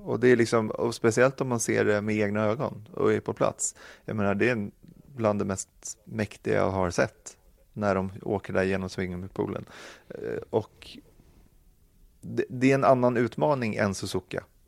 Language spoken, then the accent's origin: Swedish; Sweden; Man kände sig väldigt, väldigt stolt som svensk